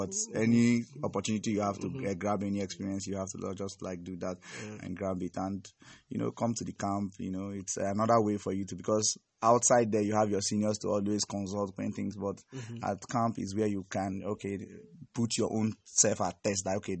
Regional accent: Enugu State, Nigeria; I hail from Enugu State.

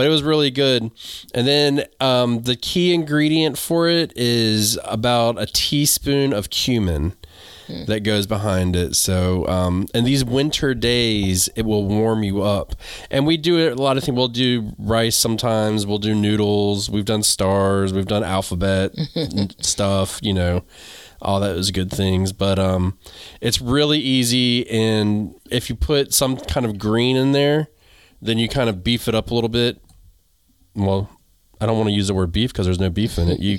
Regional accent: North Carolina, United States; also born or lived in New England; I'm from North Carolina

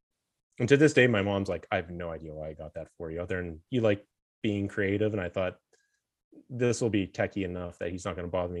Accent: Pennsylvania, United States; old steel town I grew up in Western Pennsylvania

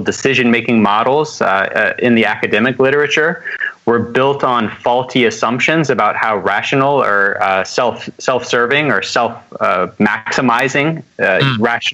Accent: Alabama, United States; now in Atlanta, United States; But I grew up in Alabama, live in Atlanta now.

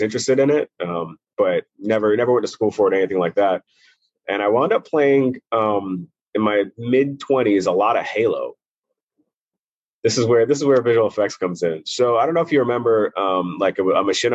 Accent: New York City, New York, United States; also born or lived in Brooklyn; I grew up mostly in Maspeth, Middle Village area. Just on a borderline where Brooklyn and Queens meet. But yeah, I grew up in New York City

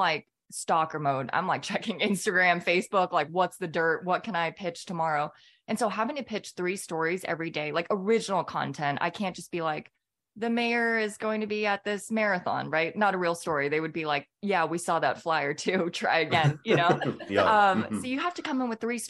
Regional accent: California, United States; moved away as an adult; also born or lived in Minnesota; now in Atlanta, United States; I grew up in California.

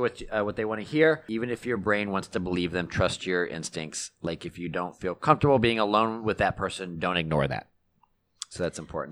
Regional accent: Texas, United States; we had a neighbor growing up in Texas

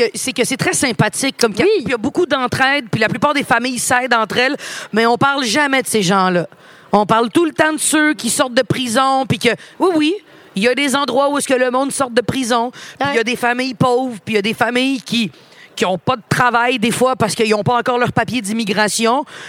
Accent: Montreal, Quebec, Canada; also born or lived in Laval-Ouest; Puis j'ai déménagé de Montréal-Nord parce que mon beau-père voulait acheter une maison, puis c'était pas achetable il y a 20 ans en arrière

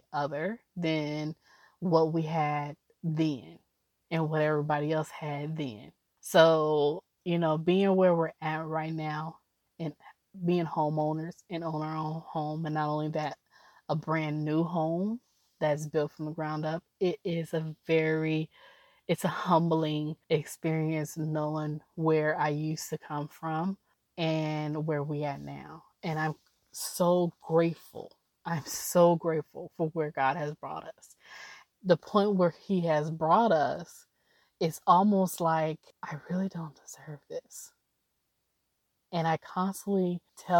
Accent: Oakland, California, United States; also born or lived in Alameda, California / Tacoma, Washington / Hayward, California / Emeryville, California; I grew up in Oakland. I was born and raised in Oakland.

